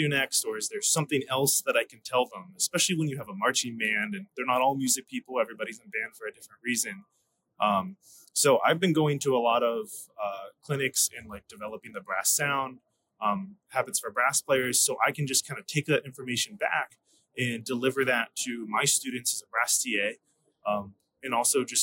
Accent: Washington County, Maryland, United States; moved away as an adult; now in Delaware, United States; I grew up in the Washington County area of Maryland

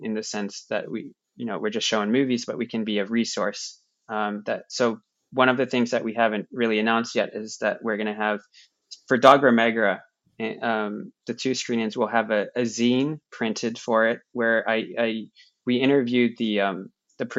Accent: Cincinnati, Ohio, United States; now in New York, United States; Cincinnati, which is where I'm from

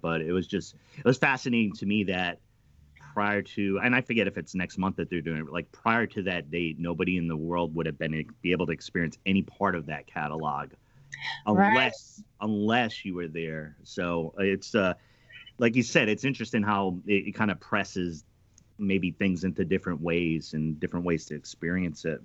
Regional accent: East Coast, United States; I'm from the East Coast

